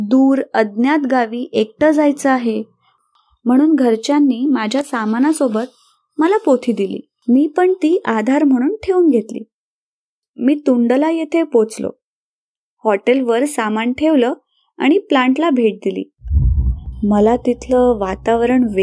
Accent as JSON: {"language": "Marathi", "town": "Narasapuram", "region": "Andhra Pradesh", "country": "India", "tie": "born or raised there", "first_language": "Telugu", "second_language": "Marathi", "said": "आंध्र प्रदेशातील पश्चिम गोदावरी जिल्ह्यात नरसापुरम या लहान गावात माझा जन्म झाला माझं बालपण आणि शिक्षण आंध्र प्रदेशातच पार पडलं माझी मातृभाषा अर्थातच तेलगू"}